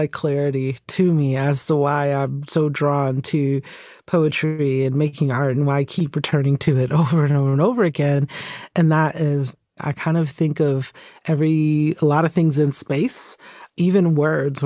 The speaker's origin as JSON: {"language": "English", "town": "Stone Mountain", "region": "Georgia", "country": "United States", "tie": "born or raised there", "also_born_or_lived": "Birmingham, England", "moved": "as an adult", "said": "I was a kid who grew up in the town Stone Mountain, Georgia"}